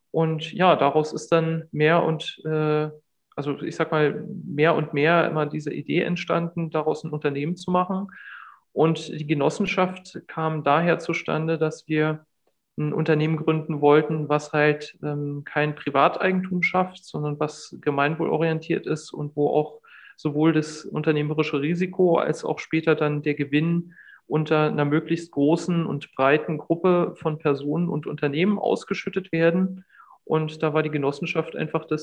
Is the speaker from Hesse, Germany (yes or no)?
no; Bergfelde, Brandenburg, Germany; Also ich bin groß geworden in Bergfelde. Das ist ein Ort äh, oder Ortsteil von Hohneuendorf, äh, kleine Stadt äh, an, an, der nördlichen Berliner Grenze.